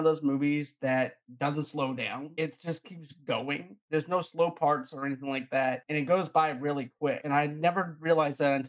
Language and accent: English; Boston, Massachusetts, United States; I'm from Boston.